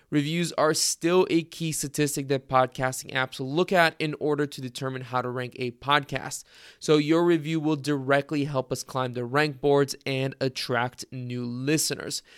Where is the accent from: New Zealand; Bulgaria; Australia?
Bulgaria; moved away; grew up in Bulgaria myself